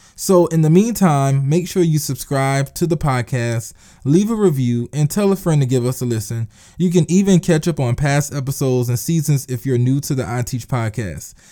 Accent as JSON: {"language": "English", "town": "Eutawville", "region": "South Carolina", "country": "United States", "said": "I am from Utahville, South Carolina. Yes, I'm a, I am a country boy. It's a very small town"}